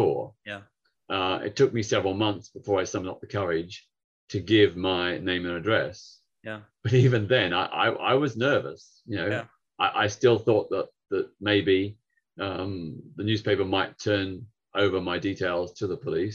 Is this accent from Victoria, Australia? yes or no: yes; Victoria, Australia; now in United Kingdom; back in my home state of Victoria, where Melbourne is the capital